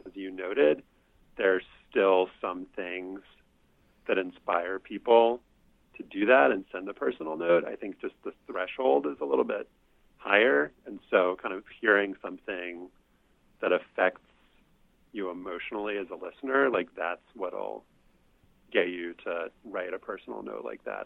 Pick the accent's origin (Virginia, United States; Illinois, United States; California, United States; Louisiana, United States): Louisiana, United States; New Orleans; growing up in Louisiana